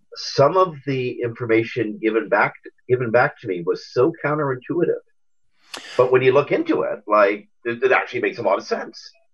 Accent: Canada; being Canadian

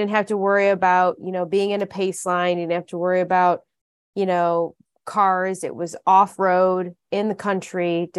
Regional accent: Dexter, Michigan, United States; I grew up in Dexter, Michigan, which is near Ann Arbor, Michigan.

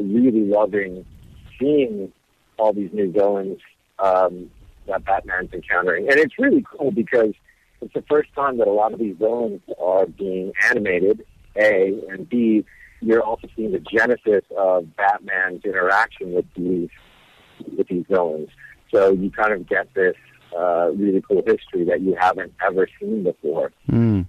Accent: Hawaii, United States; moved away; also born or lived in Las Vegas; I was born and raised in Hawaii

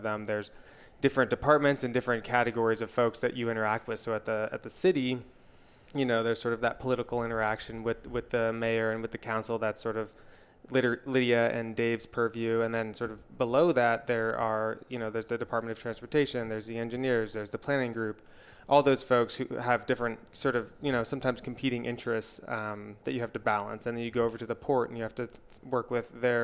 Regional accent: East Bay, Bay Area, California, United States; I grew up here in the Bay Area, in the suburbs of the East Bay

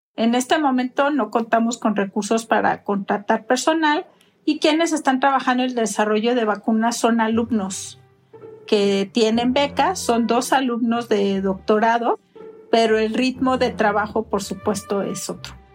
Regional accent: Mexico; en mi país

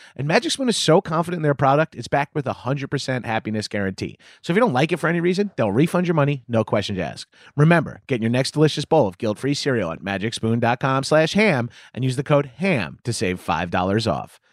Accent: Long Island, New York, United States; become a Jones Beach lifeguard, the beach where I hung out growing up

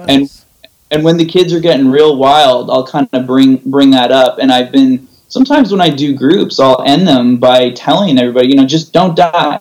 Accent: San Jose, California, United States; also born or lived in Orange County; I'm from uh, the Bay Area. So I oh, grew up in I grew up in San Jose

